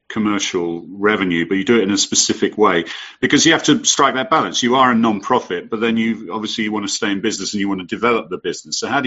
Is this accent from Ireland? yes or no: no; United Kingdom; now in United States; my home country